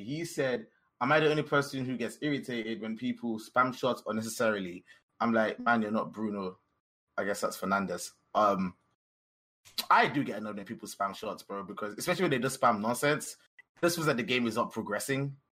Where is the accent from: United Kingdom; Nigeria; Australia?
Nigeria; We're both Nigerian of the same age.